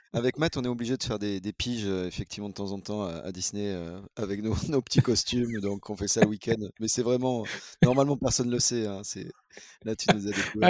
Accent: La Ciotat, Provence-Alpes-Côte d'Azur, France; je suis né à La Ciotat

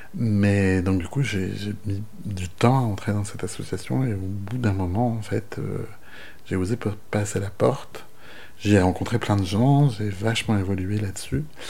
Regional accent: Brest, Brittany, France; j'ai grandi à Brest, dans une famille euh, que je crois assez euh, ouverte finalement

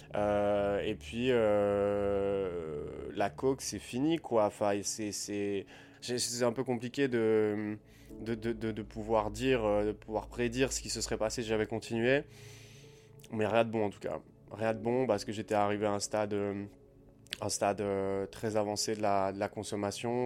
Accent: Liège, Wallonia, Belgium; moved away as an adult; also born or lived in Southeast Asia; je suis resté quand même 8 mois à Liège, euh, dans ma ville en, Belgique

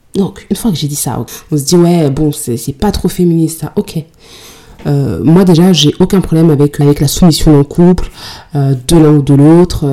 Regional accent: Mali; en tant que malienne

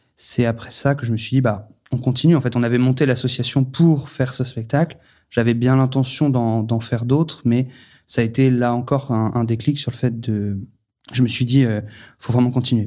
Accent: Paris, Île-de-France, France; moved away; also born or lived in Vendée; moi, je suis né à Paris, j'ai grandi à Paris

